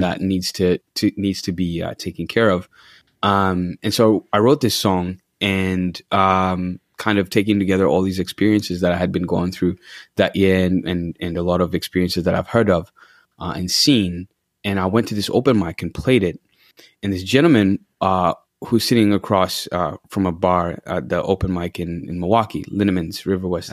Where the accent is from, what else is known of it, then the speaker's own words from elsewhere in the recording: Uganda; moved away as an adult; also born or lived in Washington D.C., United States; now in Kenosha, United States; I'm from Uganda, born and raised